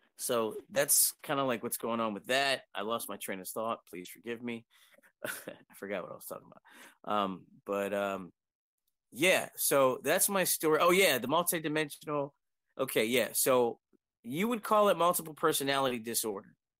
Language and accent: English; Harrisburg, Pennsylvania, United States; I'm from United States, I'm in Pennsylvania, Harrisburg